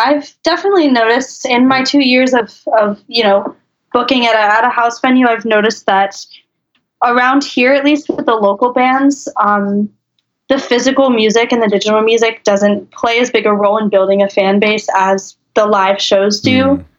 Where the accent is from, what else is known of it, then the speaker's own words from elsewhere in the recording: Maryland, United States; I'm from Maryland